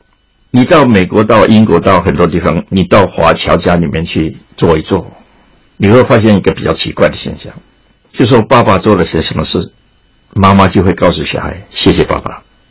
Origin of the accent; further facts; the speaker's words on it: China; 中国是一个有情的文化，可是我们身为中国人呢、我们就有时候感觉到这是个负担，叫做人情包袱。